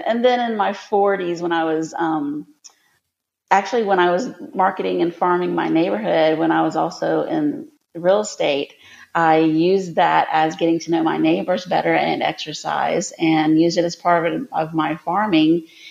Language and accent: English; Lakeland, Florida, United States; I was born and raised here in Lakeland, Florida, where the podcast takes place and where my company is headquartered.